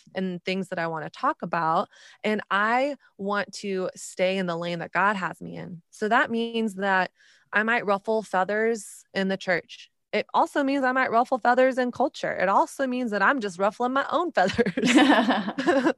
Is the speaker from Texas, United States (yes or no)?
yes; Texas, United States; moved away; also born or lived in New York City